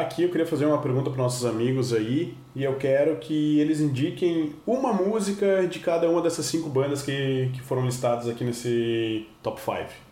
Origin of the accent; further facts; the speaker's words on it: Brazil; nós aqui que somos brasileiros